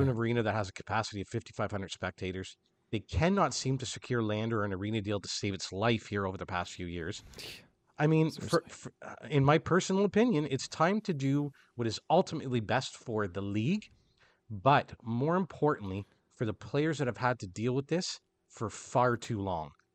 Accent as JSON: {"language": "English", "country": "Canada", "said": "I am Canadian"}